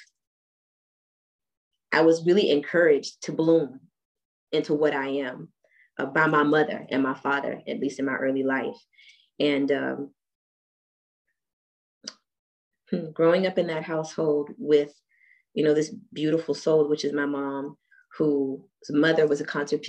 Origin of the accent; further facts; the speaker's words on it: Washington, District of Columbia, United States; also born or lived in Germany; growing up in Washington, D.C., after returning from being in Germany